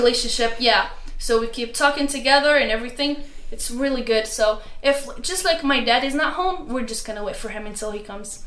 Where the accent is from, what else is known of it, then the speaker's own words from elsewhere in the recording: Morocco; moved away; we're friendly in uh, morocco